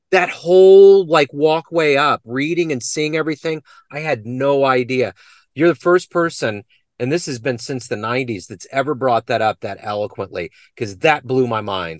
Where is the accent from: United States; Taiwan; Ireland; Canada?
United States; Kansas City; I'm from Kansas City